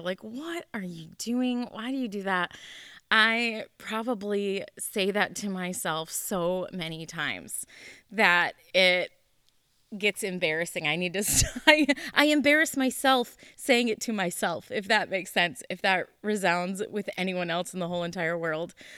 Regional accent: Moncton, New Brunswick, Canada; moved away; also born or lived in Lemmon, South Dakota; we are originally from Canada, and my dad took a church from Canada, we were in Moncton, New Brunswick, to Lemon, South Dakota

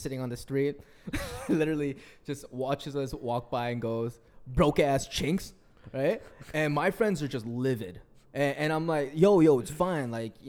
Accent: New York City, New York, United States; I'm from Flushing

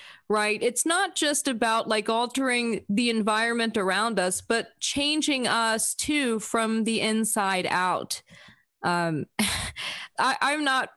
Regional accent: South Florida, United States; now in Vienna, United States; I grew up in South Florida. I live here now

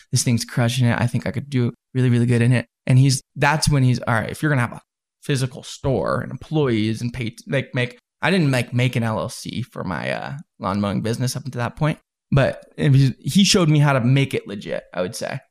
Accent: Salt Lake City, Utah, United States; also born or lived in Southern California; I came out to Utah in Salt Lake, and then I've been here ever since

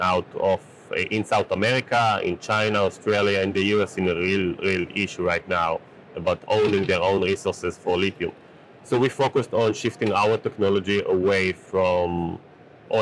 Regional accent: Israel; So I'm from Israel, and growing up in Israel

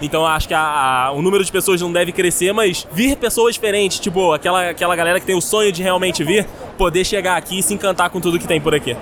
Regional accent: Petrópolis, Rio de Janeiro, Brazil; eu sou de Petrópolis

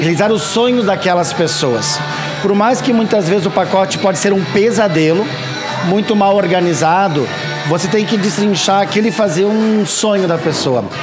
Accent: Novo Hamburgo, Rio Grande do Sul, Brazil; moved away as an adult; also born or lived in Canela, Brazil; now in Gramado, Brazil; Eu sou natural de Novo Hamburgo, mas estou aqui na Serra Gaúcha, em Gramado e Canela, há 16 anos

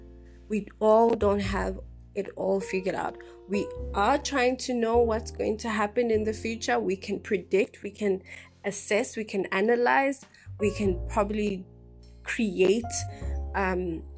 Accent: South Africa; we're a South African nation

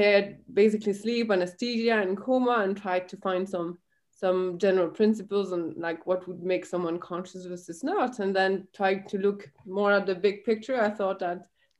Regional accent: Belgium; I grew up in the Belgian countryside.

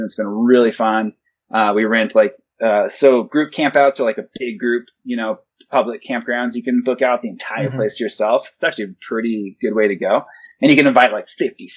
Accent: Montana, United States; I grew up in Montana

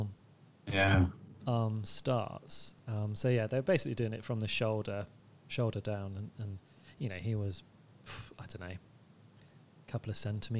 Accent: Bath, South West England, United Kingdom; when I was growing up in Bath

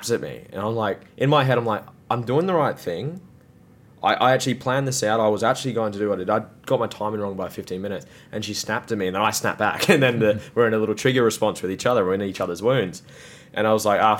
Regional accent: Gold Coast, Queensland, Australia; born or raised there

